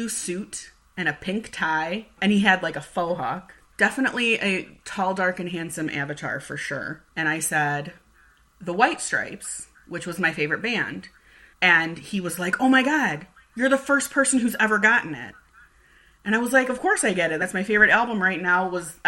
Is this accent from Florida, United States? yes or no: no; Cleveland, Ohio, United States; we grew up in Cleveland